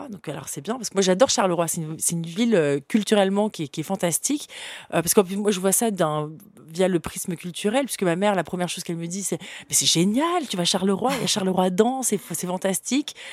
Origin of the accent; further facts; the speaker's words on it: Le Vésinet, Île-de-France, France; also born or lived in Gabon / Central African Republic / Burkina Faso; Ma mère euh, gérait un théâtre euh, dans la banlieue parisienne de Paris, au Vésinet. Et puis, j'ai grandi aussi en Afrique, dans différents pays, au Gabon, Centrafrique, Burkina Faso